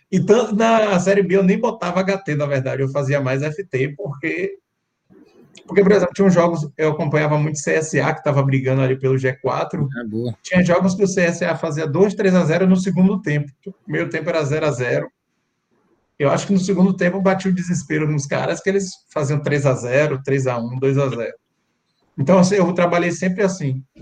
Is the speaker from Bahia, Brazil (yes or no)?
yes; Salvador, Bahia, Brazil; E como eu sou daqui, eu sou de Salvador